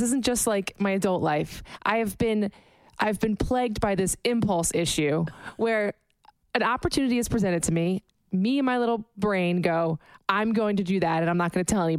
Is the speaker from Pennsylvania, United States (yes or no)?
yes; Philadelphia, Pennsylvania, United States; I have a marble mouth and I mumble. It's from because I'm from Philly.